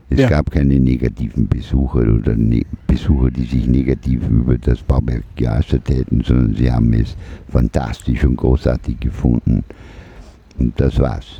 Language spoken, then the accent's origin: German; Vorarlberg, Austria; also born or lived in Lauterach; now in Vienna, Austria; wir sind ja aus Vorarlberg ursprünglich.